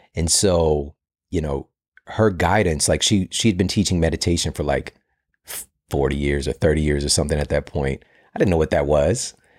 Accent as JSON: {"language": "English", "town": "St. Louis", "region": "Missouri", "country": "United States", "said": "I'm from Saint Louis"}